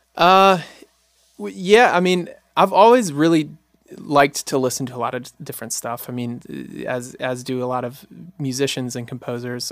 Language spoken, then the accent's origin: English; Jackson, Mississippi, United States; I was born and raised in Jackson, Mississippi